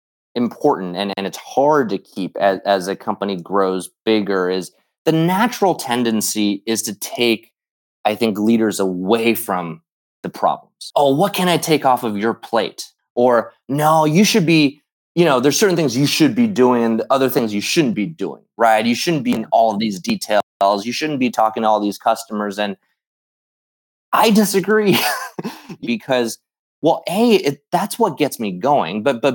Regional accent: Midwest, United States; for a lot of us growing up in the Midwest, we obviously idolized Michael Jordan.

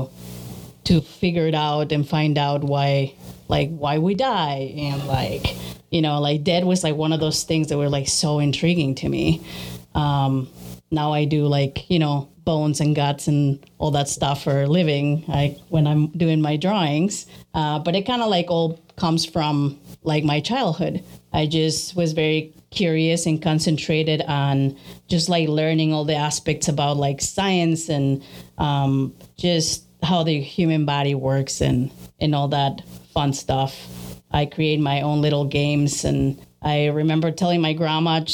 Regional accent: Mexico City, Mexico; moved away; also born or lived in Chicago; I was born in Chicago, but I grew up in Mexico City.

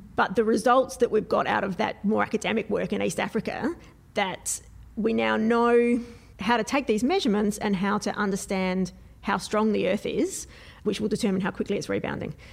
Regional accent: Adelaide, South Australia, Australia; I'm from Adelaide, at least in South Australia

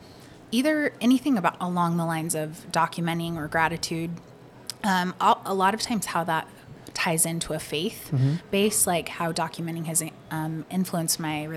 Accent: Caldwell, Idaho, United States; also born or lived in Rexburg, Idaho; I was born in Caldwell. Okay. And then raised a mile down the road and lived there my whole life till college. Okay. I went to Rexburg for college for 4 years. Uh-huh. And so other than that, I've lived here my whole life.

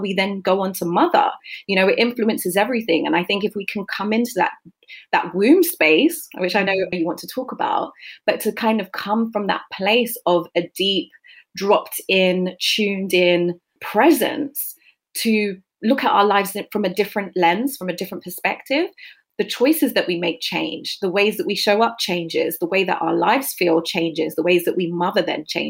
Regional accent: London, United Kingdom; I grew up in South London in a majority Black community. I was born and bred in Brixton with a single mom

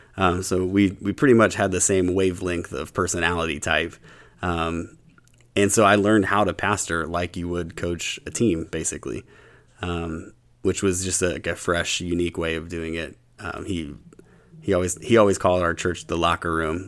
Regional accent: Huntington, West Virginia, United States; now in Louisville, United States; I grew up, um, in Huntington, West Virginia

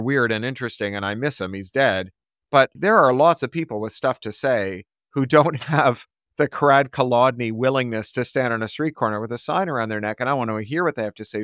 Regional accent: Toronto, Ontario, Canada; growing up in Toronto

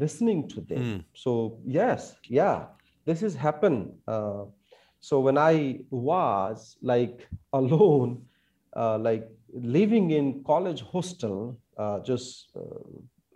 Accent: India; I wanted to be in an Indian army to serve our country.

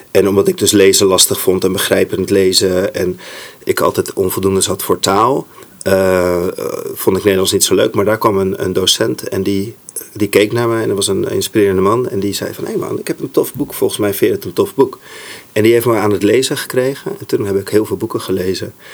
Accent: Saudi Arabia; want ik ben opgegroeid in Saudi-Arabië. Dus daar ging ik voor het eerst naar school, midden in de woestijn.

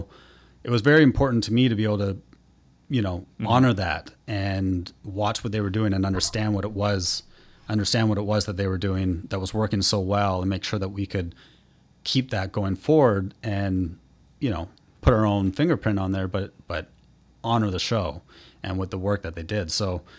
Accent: Vancouver, British Columbia, Canada; Sure. Yeah, I'm from Vancouver originally.

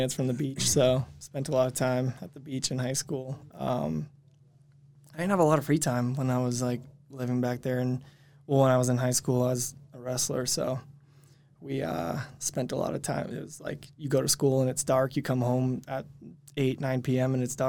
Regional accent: Maine, United States; now in Utah, United States; Yeah, I'm from Maine. Born and raised.

